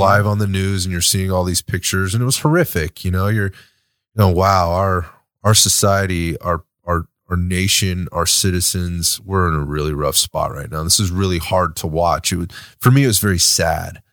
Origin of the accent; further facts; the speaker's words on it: United States; as an American citizen, right, and as an American